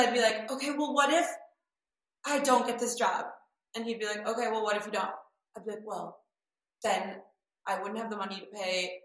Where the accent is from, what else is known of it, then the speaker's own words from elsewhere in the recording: Michigan, United States; moved away; also born or lived in New York / Los Angeles; I grew up in Michigan and in a small town